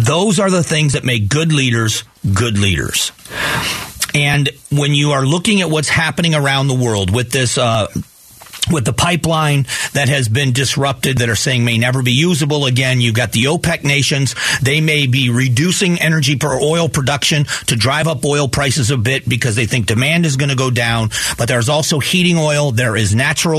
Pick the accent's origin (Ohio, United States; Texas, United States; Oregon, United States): Ohio, United States; Newbury; also born or lived in Cleveland, Ohio; now in Arizona, United States; I lived in farm, what used to be farm country, in northeast Ohio in Geauga County